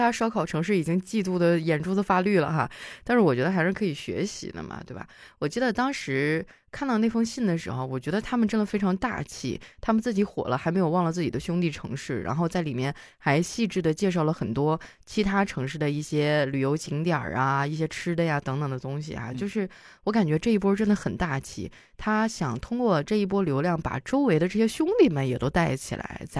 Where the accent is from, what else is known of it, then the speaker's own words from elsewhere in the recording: Northeast China, China; 我真的聊到这个，我心情也很复杂啊，因为我是东北人嘛，就很多人对于东北的一些印象